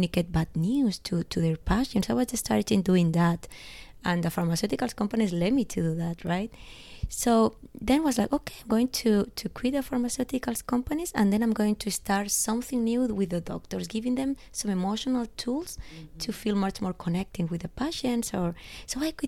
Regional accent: Spain; English is a second language; also born or lived in Los Angeles; now in Barcelona, Spain; I'm from Spain

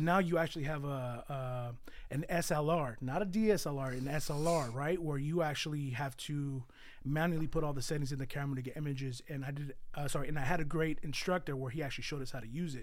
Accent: San Jose, California, United States; also born or lived in Mexico; I was born in Mexico. Um, I was brought here at three years old. Um, and I was born, oh, sorry, well, I was raised on the east side of San Jose

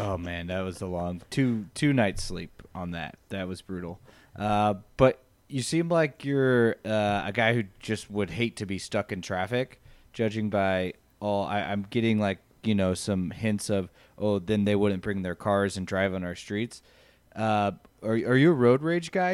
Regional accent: United States; I am an American

